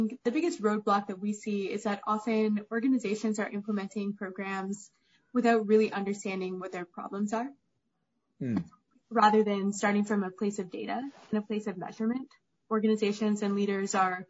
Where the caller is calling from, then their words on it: New York, United States; I am calling in from Manhattan.